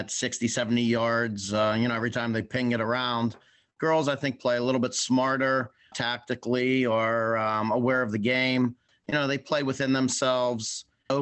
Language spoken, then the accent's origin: English; Springdale, Pennsylvania, United States; I grew up in Springdale, which is about 45 minutes away from where I live